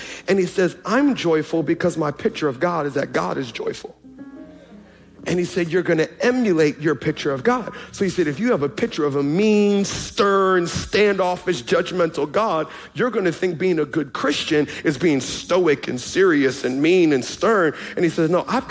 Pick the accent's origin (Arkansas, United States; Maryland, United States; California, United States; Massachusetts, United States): Maryland, United States; Baltimore; I'm from Baltimore